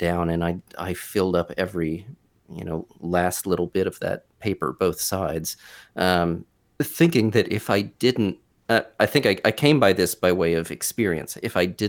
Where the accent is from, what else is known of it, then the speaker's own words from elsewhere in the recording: Wyoming, Ohio, United States; I grew up in Wyoming, Ohio, which is a northern suburb of Cincinnati